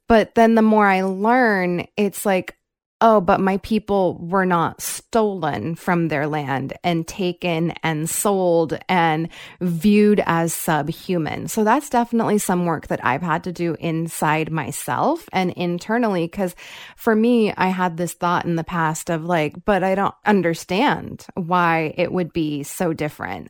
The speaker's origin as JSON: {"language": "English", "country": "Fiji", "said": "I'm not actually from India. I am from Fiji"}